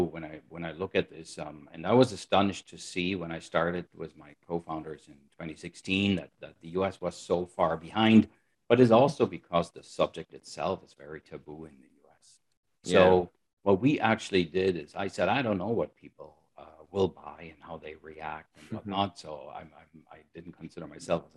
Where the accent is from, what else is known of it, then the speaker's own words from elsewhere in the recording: Germany; moved away as an adult; also born or lived in United States; I'm originally from Germany. That's where I pretty much grew up